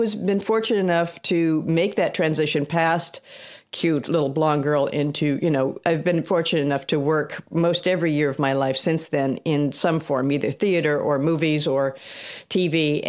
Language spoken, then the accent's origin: English; across from Disney Studios, California, United States; I was born across from Disney Studios